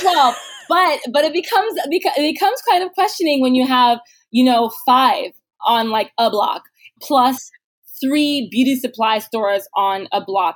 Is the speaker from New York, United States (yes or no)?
yes; New York City, New York, United States; in Canarsie, Brooklyn. This is where I grew up